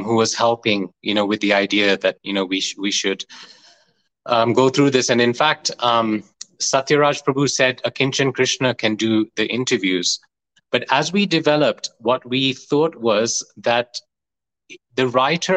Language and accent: English; Leicester, East Midlands, United Kingdom; I grew up in Leicester in UK